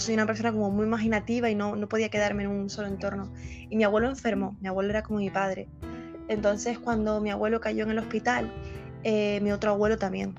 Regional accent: Canary Islands, Spain; Soy de Canarias, un sitio que está situado es muy cerca de África, pero que pertenece a España.

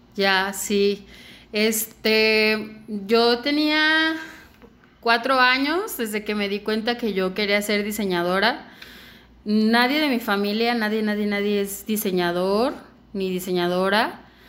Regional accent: Mexico; soy mexicana, me encanta ser mexicana

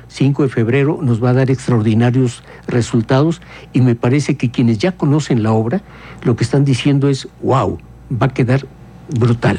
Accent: Querétaro, Mexico; como somos las queretanas y los queretanos

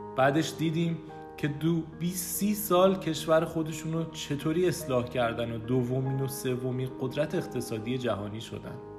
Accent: Iran; ما ایرانی‌ها

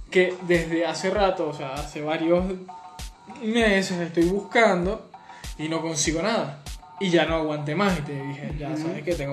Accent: Gocho, Venezuelan Andes, Venezuela; Yo no soy de Maracaibo, yo no soy, pero yo, yo soy gocho, yo soy gocho.

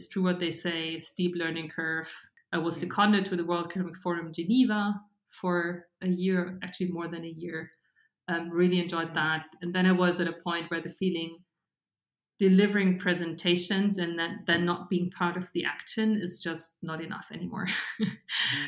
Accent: Regensburg, Bavaria, Germany; now in Munich, Germany; I grew up in Regensburg.

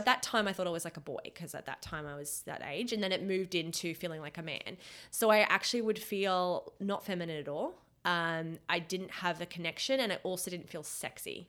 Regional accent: Australia; moved away as an adult; also born or lived in Canada; I was born in Australia

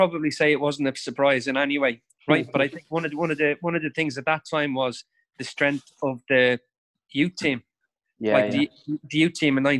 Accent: Dublin, Leinster, Ireland; And that was growing up in Dublin.

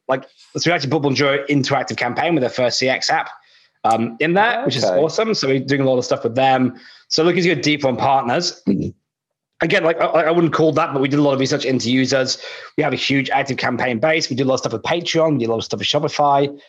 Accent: United Kingdom; now in Australia; I'm British

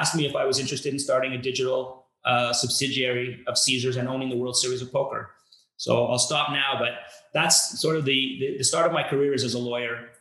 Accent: Montreal, Quebec, Canada; So I grew up in Montreal in Canada.

